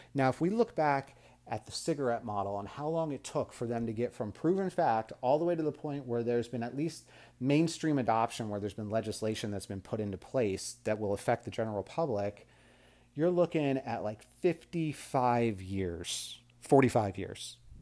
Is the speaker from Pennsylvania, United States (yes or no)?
no; Las Vegas, Nevada, United States; also born or lived in Mississippi; I was from Las Vegas